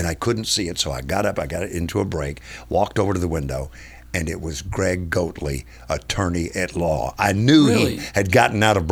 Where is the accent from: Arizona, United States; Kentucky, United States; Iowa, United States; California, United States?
Kentucky, United States; Lebanon; moved away as an adult; also born or lived in Huntsville, Alabama / San Antonio, Texas; now in Nashville, United States; by the time we had settled in Lebanon, where my father would stay for 21 years as the pastor of Woodlawn Baptist Church. So that's where I spent my, I always tell people that's where I spent my formative years